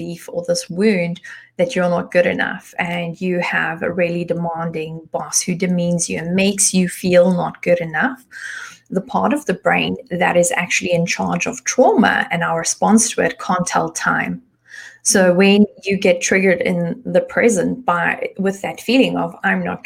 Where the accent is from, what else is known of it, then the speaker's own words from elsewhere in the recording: South Africa; moved away as an adult; now in Germany; I was born in South Africa, but I've been living in Germany for the past 12, almost 13 years.